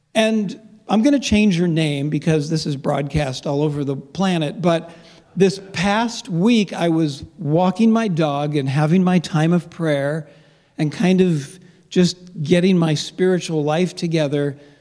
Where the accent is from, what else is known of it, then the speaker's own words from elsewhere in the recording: Los Angeles, California, United States; moved away; I grew up in Los Angeles